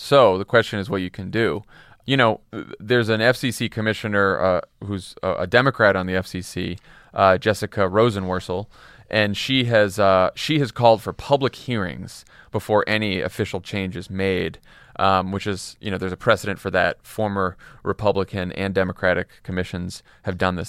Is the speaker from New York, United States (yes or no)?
no; Massachusetts, United States; moved away; I was from Massachusetts, I ended up in John Kerry's office, my home state senator